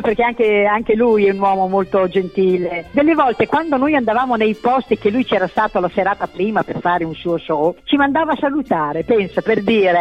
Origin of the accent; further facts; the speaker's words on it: Emilia-Romagna, Italy; accent: Emilian; avevo la dizione un po' orrenda, da emiliana